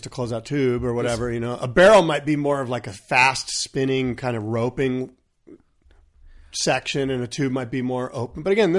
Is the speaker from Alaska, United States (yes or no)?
no; California, United States; I grew up in San Diego County. I know the region like the back of my hand.